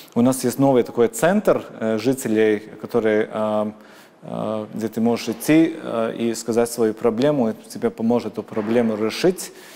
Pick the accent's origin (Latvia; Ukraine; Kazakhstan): Latvia; first language Latvian; Russian is a second language; я очень горжусь тем, что я латыш. Э, я, то, что только один миллион людей в мире говорит на моем языке